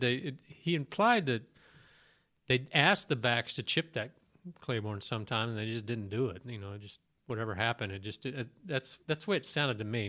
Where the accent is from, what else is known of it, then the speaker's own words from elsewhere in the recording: Kansas City, Missouri, United States; I was growing up in Kansas City